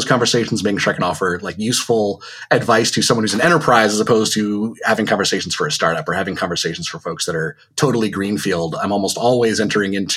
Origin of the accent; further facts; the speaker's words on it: Connecticut, United States; moved away as an adult; now in Vermont, United States; I grew up in Connecticut and only just recently in summer of 2019 moved up to Vermont